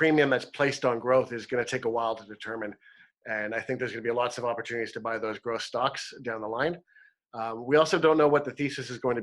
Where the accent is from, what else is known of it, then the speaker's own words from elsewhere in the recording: Toronto, Ontario, Canada; moved away as an adult; now in British Columbia, Canada; I'm from Ontario. I moved from Toronto just a few years ago, and I'm so proud to live in British Columbia.